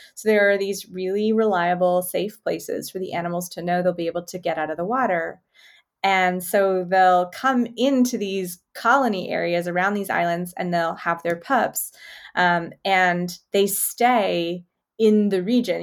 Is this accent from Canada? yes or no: yes; Winnipeg, Manitoba, Canada; now in Las Vegas, United States; I grew up in Winnipeg.